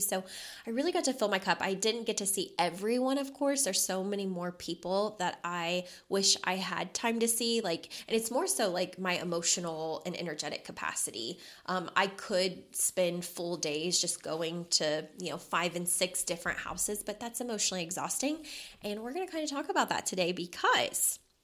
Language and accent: English; Louisville, Kentucky, United States; moved away as an adult; now in Las Vegas, United States; we were both born and raised in Louisville, Kentucky